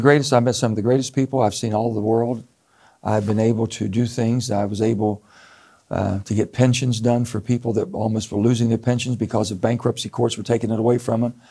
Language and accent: English; West Virginia, United States; I come from a gun state. In West Virginia, everybody has guns. You're taught at a young age